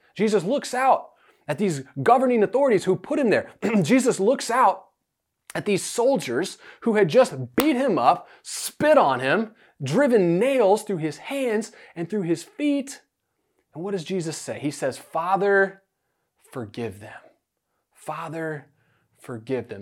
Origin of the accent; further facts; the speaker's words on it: United States; we're modern American people